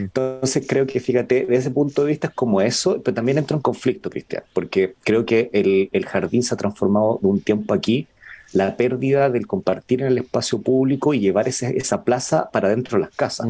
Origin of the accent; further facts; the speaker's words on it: Iquique, Tarapacá, Chile; Yo soy de Iquique